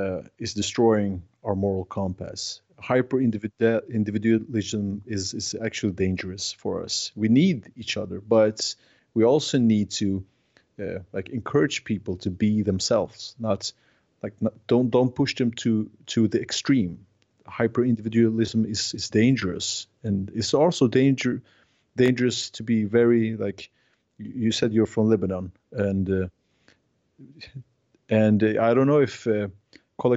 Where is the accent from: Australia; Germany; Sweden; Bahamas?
Sweden; now in -; Like, I'm from Scandinavia, and we are very individualistic, and we are afraid of people, more or less. Not in Norway, but Swedes, we are very, we like our own apartments.